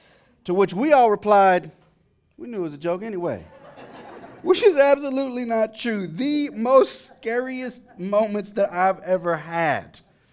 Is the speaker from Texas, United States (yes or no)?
yes; Dallas, Texas, United States; Now, you see, I grew up in a city. I grew up in Dallas. I grew up in a housing project in the eastern side of the city, to be exact.